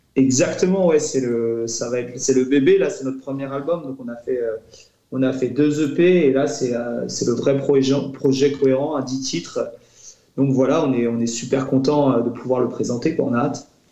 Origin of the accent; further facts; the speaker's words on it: La Torche, Brittany, France; on, on, vient de la torche, on a grandi, on a grandi là-bas